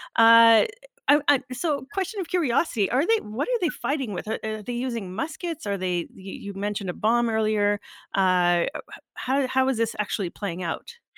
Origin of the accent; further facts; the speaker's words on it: Canada; I was born in Canada